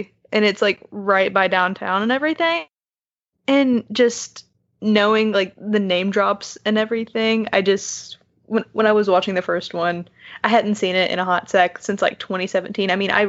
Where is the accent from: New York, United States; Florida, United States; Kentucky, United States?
Kentucky, United States; Bowling Green; I'm from Bowling Green. I went to Western Kentucky University where John Carpenter went.